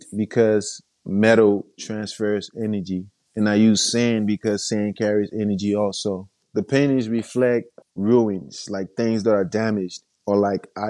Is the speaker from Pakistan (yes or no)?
no; Monrovia, Montserrado, Liberia; I'm from Monrovia, Liberia